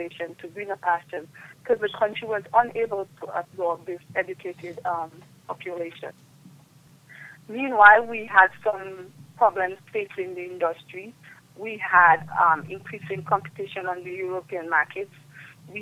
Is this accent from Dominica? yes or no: yes; Dominica